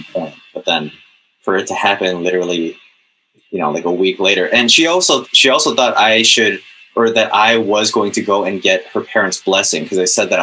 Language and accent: English; Chicago, Illinois, United States; I'm from Chicago